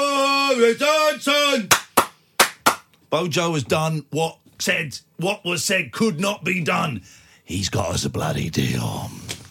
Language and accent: English; United Kingdom; I'm British.